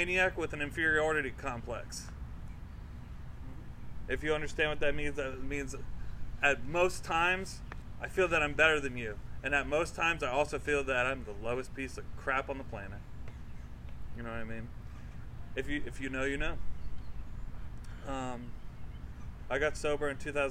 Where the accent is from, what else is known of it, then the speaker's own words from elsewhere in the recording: Florida, United States; I was raised in Florida